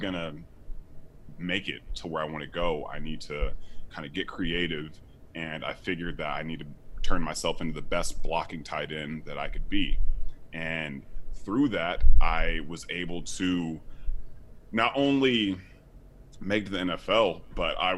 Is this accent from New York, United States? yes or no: no; Sacramento, California, United States; moved away as an adult; also born or lived in Miami, Florida; I came from Sacramento, California. I didn't play football until freshman year in high school